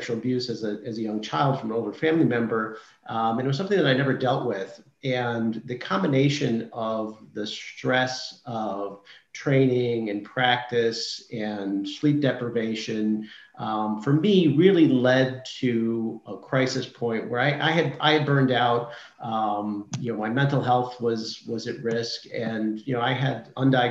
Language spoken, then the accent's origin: English; Seattle, Washington, United States; moved away as an adult; also born or lived in Massachusetts / Maine / Virginia; So I'm originally from Seattle, Washington, and worked my way east over the years.